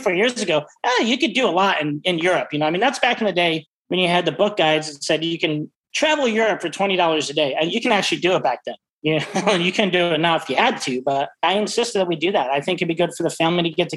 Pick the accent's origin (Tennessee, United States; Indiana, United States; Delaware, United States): Indiana, United States; East Chicago; now in San Francisco, United States; I actually grew up in Northwest Indiana, East Chicago, outside of Hammond, Indiana, which is, you know, East Chicago.